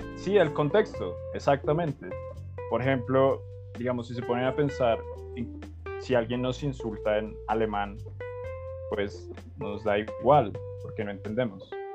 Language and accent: Spanish; Colombia; entendiendo ese tribu como colombianos